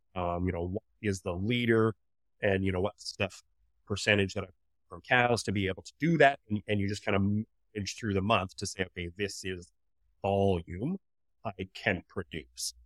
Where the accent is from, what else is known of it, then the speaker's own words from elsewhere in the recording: Canada; I grew up right here, actually. Um, so this is the farm that I grew up on.